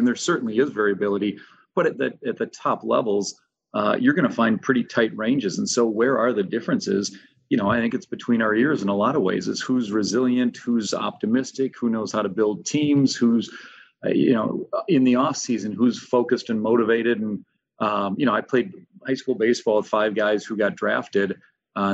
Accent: St. Paul, Minnesota, United States; I grew up in St. Paul, Minnesota. And so I'm pretty blessed to get to teach and coach in the city I grew up

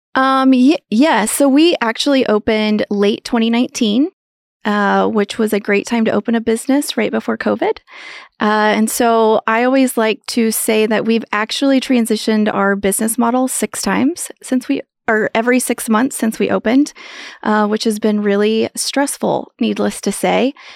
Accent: Lewis, Kansas, United States; moved away as an adult; now in Manhattan, Kansas, United States; I grew up in Western Kansas on a farm ranch

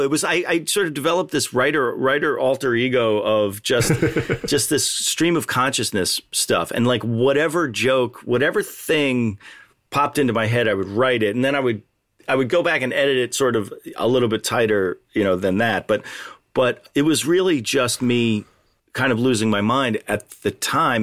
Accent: New York suburbs, United States; I grew up in a New York suburb

